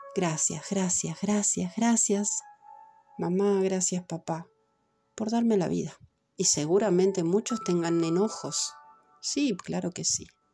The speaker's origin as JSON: {"language": "Spanish", "region": "Montevideo", "country": "Uruguay", "said": "Yo soy de Montevideo, de Uruguay"}